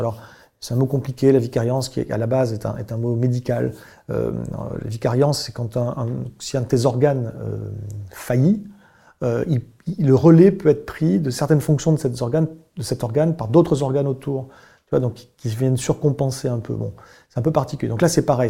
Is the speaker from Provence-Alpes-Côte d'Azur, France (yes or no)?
no; Bordeaux, Nouvelle-Aquitaine, France; je suis bordelais d'origine